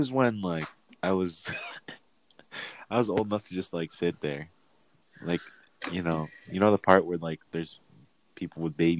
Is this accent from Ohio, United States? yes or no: yes; Ohio, United States; By the way, guys, we're from Ohio